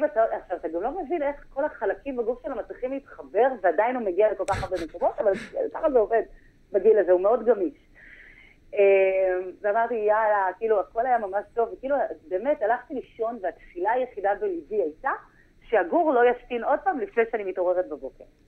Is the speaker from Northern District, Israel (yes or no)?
no; Haifa, Haifa District, Israel; moved away as an adult; now in Nirim, Israel; במקור אני מחיפה